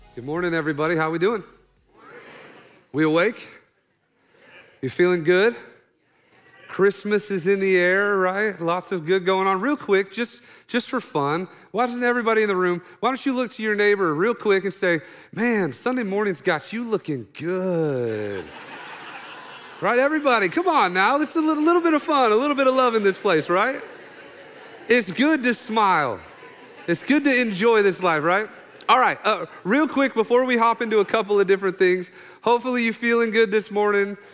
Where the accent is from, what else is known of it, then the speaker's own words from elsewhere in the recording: Oklahoma, United States; I'm from Oklahoma, redneck